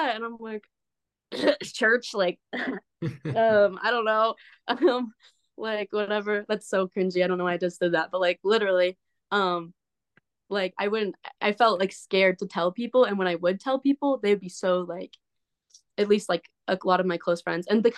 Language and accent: English; Southern Utah, United States; moved away as an adult; also born or lived in Idaho; I'm from Southern Utah